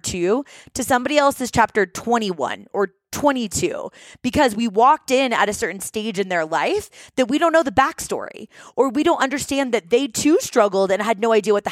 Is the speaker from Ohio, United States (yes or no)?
no; Seattle, Washington, United States; moved away as an adult; also born or lived in New York / San Diego; We're originally from Seattle.